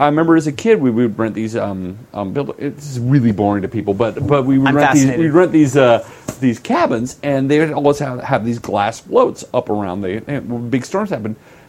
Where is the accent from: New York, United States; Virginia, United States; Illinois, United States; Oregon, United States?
Oregon, United States; Growing up in Oregon